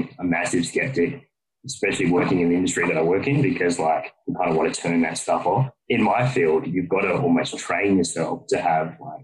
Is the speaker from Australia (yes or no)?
yes; Australia; from Australia, and I'm a funeral director